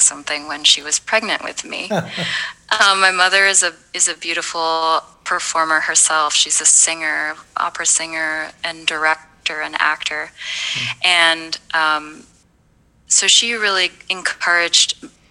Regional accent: Louisville, Kentucky, United States; also born or lived in Rio de Janeiro, Brazil; I grew up in Louisville

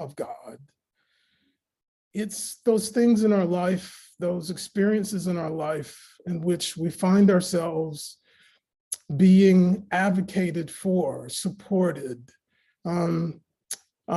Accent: Raleigh, North Carolina, United States; I grew up in Raleigh, North Carolina, and my mom raised me to go to church every day.

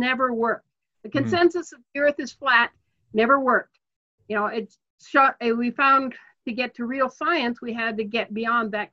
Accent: Portland, Oregon, United States; I grew up in Portland, Oregon.

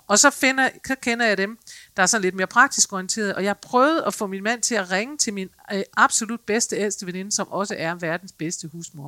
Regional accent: Denmark; vi er som mennesker, som danskere måske

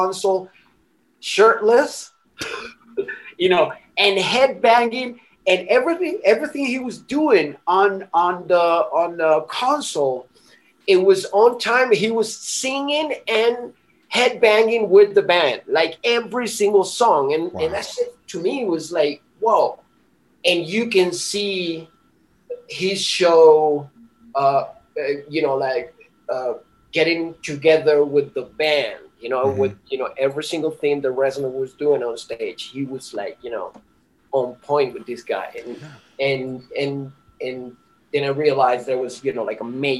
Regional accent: Miranda, Venezuela; moved away; also born or lived in Caracas, Venezuela; I was born in Caracas, you know, in the city in Venezuela

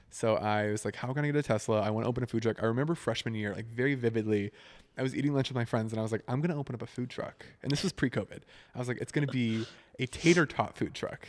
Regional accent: Northwest Arkansas, United States; moved away as an adult; now in Nashville, United States; I was born and raised in Northwest Arkansas, just about an hour east of, like, Fayetteville, Rogers, Bentonville

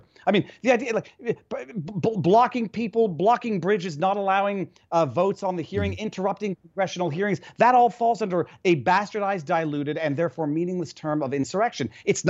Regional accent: Quebec, Canada; now in United States; I'm from Quebec.

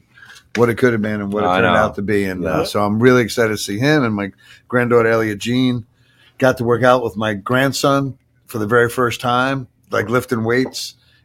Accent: Patchogue, New York, United States; moved away; where I grew up in Patchogue, it's a hopping joint, man.

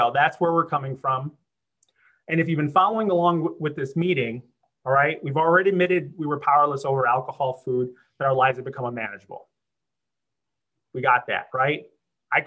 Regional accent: Chicago, Illinois, United States; moved away as an adult; also born or lived in Los Angeles; I'm originally from Chicago. I'd moved to Los Angeles.

